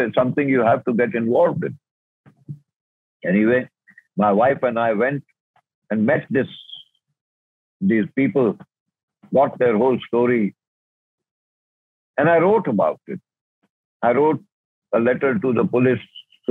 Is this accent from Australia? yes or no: no; India; I am an Indian